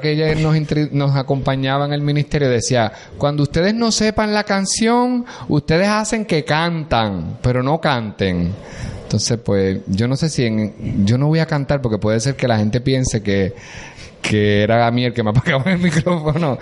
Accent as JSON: {"language": "Spanish", "town": "Corozal", "country": "Puerto Rico", "said": "Yo soy de Corozal y Corozal pertenece a la diócesis de Arecibo"}